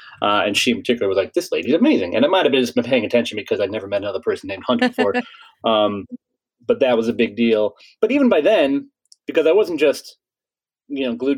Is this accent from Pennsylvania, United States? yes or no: no; Chicago, Illinois, United States; So I sort of grew up all over the North Side.